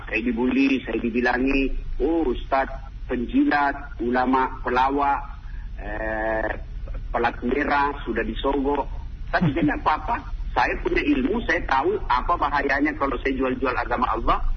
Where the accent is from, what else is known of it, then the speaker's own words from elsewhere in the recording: Pinrang, South Sulawesi, Indonesia; saya kan hampir dua kali sebulan mengunjungi ibu saya di kampung kampung saya namanya kota Pindrang hmm. Pindrang itu melewati Parepare